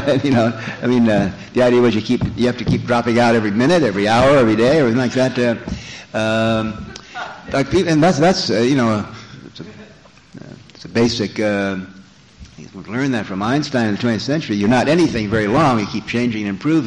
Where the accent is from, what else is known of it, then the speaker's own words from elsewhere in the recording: Los Angeles, California, United States; my hometown, Los Angeles